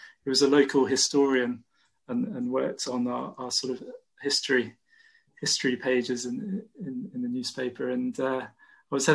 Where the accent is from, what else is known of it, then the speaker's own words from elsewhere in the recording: Bidford-on-Avon, West Midlands, United Kingdom; moved away as an adult; also born or lived in Cotswolds near Broadway / Bristol; now in Nottingham, United Kingdom; I grew up in Bidford, a small village in Warwickshire, and moved to the Cotswolds near Broadway on the Worcestershire-Gloucestershire border. So that's where I'm from.